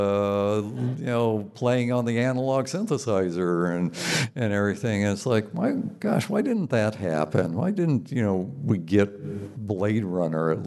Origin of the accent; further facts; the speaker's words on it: Southern California, United States; I come from Southern California, but back then in the 50s and 60s, there were so many Okies in Southern California